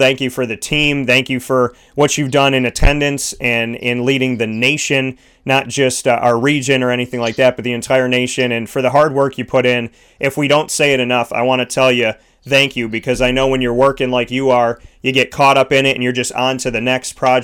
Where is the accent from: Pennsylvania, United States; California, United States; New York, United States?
New York, United States; Syracuse; Syracuse, obviously, is my hometown. I love it here